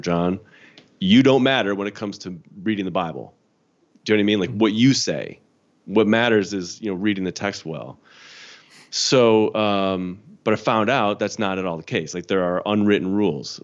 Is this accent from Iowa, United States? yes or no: no; Chicago, Illinois, United States; moved away; I'm from Chicago. Grew up in the Chicago suburbs